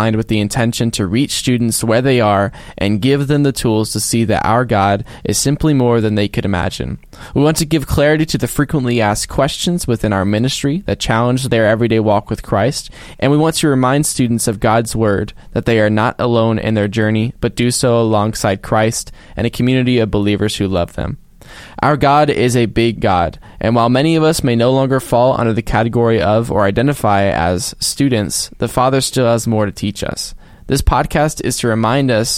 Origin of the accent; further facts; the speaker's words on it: Abilene, Texas, United States; I was born and raised in Abilene, Texas. I'm from Texas, haven't been anywhere else